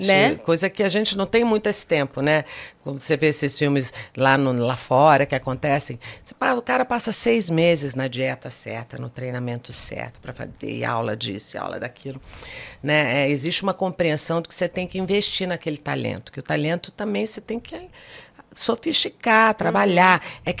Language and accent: Portuguese; Goiânia, Goiás, Brazil; born there; Eu nasci em Goiânia. Só de já nascer em Goiânia, que é uma cidade menor, que é uma cidade pequena.